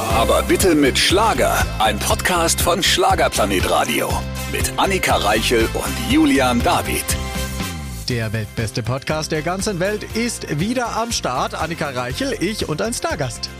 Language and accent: German; Switzerland; ich komme aus der Schweiz